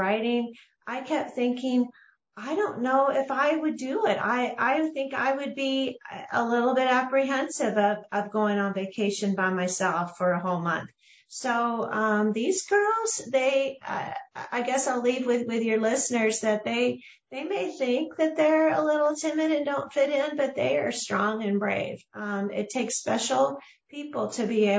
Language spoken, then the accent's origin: English; Texas, United States; I grew up in Texas